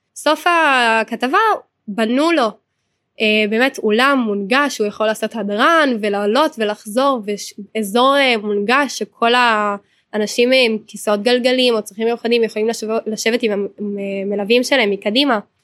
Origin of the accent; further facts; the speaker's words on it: Hod HaSharon, Central District, Israel; אני מהוד השרון